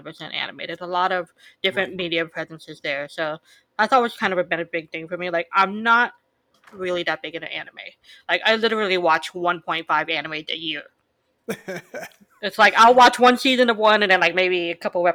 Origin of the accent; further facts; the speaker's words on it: United States; I'm Asian American